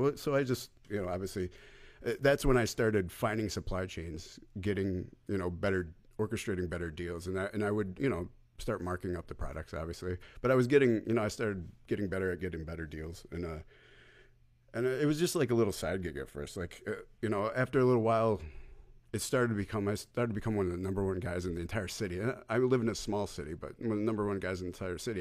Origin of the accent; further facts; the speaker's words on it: New York, United States; I was born in New York.